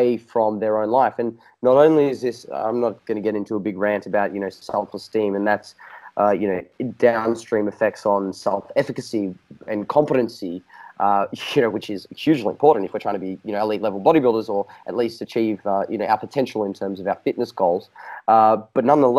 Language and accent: English; Australia; accent: Australian; my Australian accent